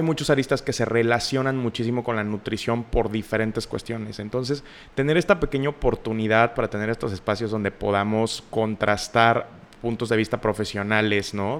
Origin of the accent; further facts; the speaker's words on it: Mexico; nosotros como mexicanos